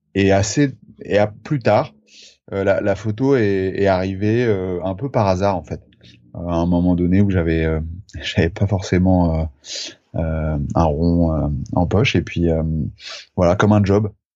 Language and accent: French; Charente, near Angoulême, Nouvelle-Aquitaine, France; moved away as an adult; also born or lived in Brittany; j'ai grandi en Charente, à côté d'Angoulême